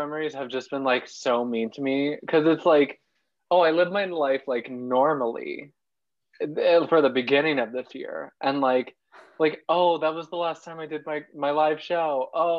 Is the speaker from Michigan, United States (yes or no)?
yes; Michigan, United States; also born or lived in Park Slope, Brooklyn, New York; now in New York, United States; I'm 6'1". I'm from Michigan. I live in Park Slope. I'm gay.